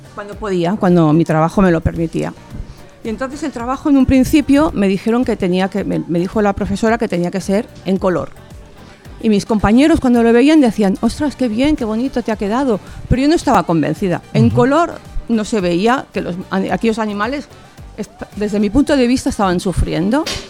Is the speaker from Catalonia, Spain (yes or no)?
yes; Barcelona, Catalonia, Spain; de Barcelona